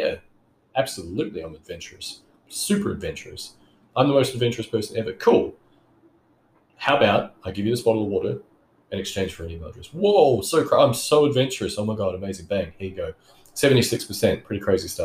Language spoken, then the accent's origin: English; New Zealand; now in Australia; I grew up in New Zealand. I'm a New Zealand citizen